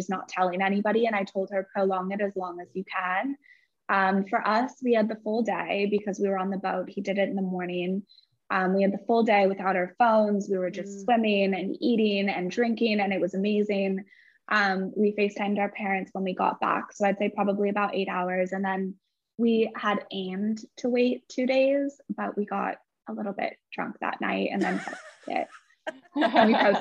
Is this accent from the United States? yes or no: yes; California, United States; I am obviously from California